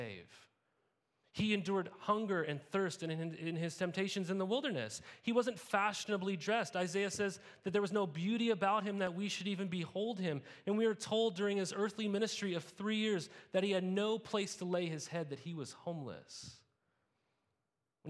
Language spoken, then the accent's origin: English; Montana, United States; moved away as an adult; also born or lived in California; I grew up in Montana